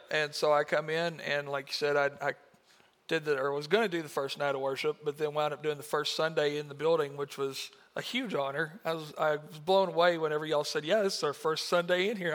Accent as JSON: {"language": "English", "country": "United States", "tie": "born or raised there", "said": "I'm from Marshall County, born and raised in this area"}